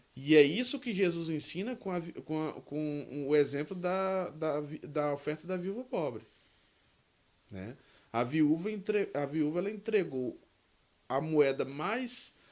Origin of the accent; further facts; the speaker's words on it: Northeast Region, Brazil; eu sou do Nordeste